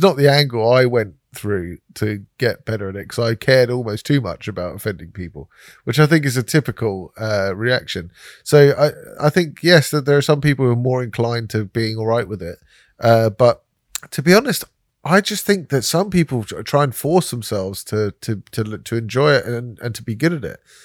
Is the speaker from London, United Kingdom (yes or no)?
yes; London, United Kingdom; I said I was from London